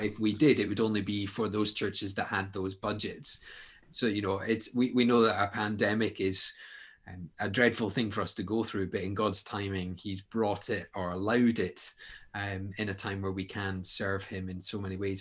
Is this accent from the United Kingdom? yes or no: yes; Scotland, United Kingdom; you're talking to Scotsmen here